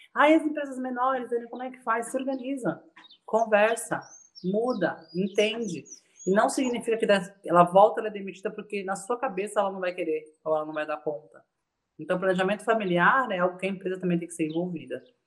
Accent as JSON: {"language": "Portuguese", "region": "São Paulo", "country": "Brazil", "tie": "born or raised there", "also_born_or_lived": "Bahia (family ancestry)", "moved": "yes", "lives_now": "Santos, Brazil", "said": "estou falando de Santos, mas nasci em São Paulo, minha família é nordestina, baiana"}